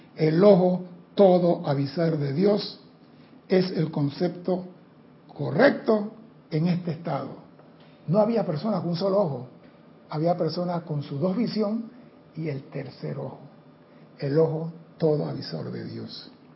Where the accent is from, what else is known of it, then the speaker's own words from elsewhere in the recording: Panama; aquí en Panamá